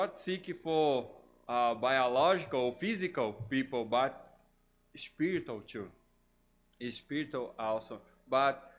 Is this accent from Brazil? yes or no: yes; Brazil; first language Portuguese; English is a second language; moved away as an adult; now in United States; I'm from Brazil. English is my third language